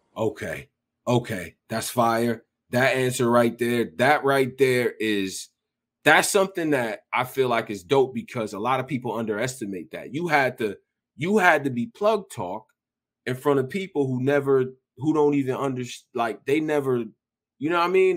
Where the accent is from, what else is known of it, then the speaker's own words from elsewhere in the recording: Rochester, New York, United States; I'm from Rochester, New York, so it's one of them cities like that too.